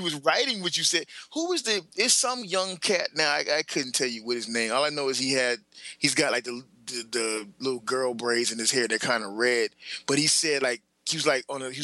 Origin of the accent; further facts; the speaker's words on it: the South, United States; I'm from the South